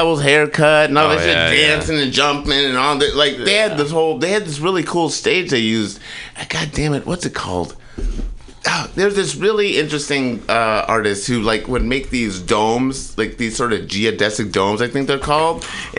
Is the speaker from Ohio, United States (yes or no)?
no; Michigan, United States; moved away; Michigan, bro.